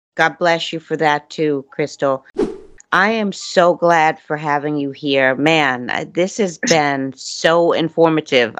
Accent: New York City, New York, United States; moved away; I'm from Brooklyn

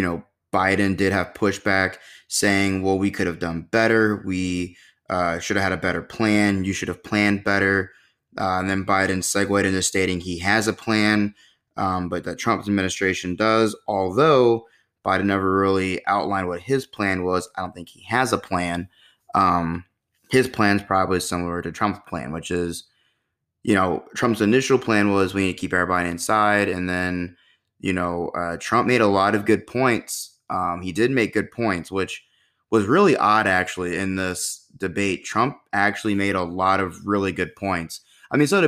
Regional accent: United States; as an American

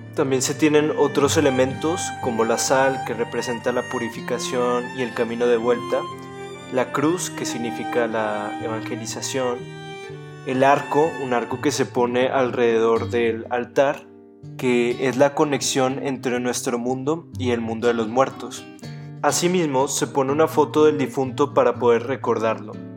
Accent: Mexico; mi país, México

